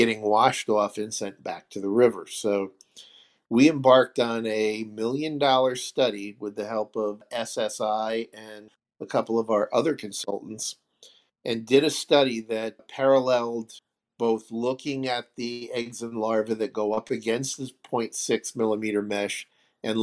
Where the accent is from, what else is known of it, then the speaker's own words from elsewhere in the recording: New York, United States; I'm from New York, and we don't get along with anybody.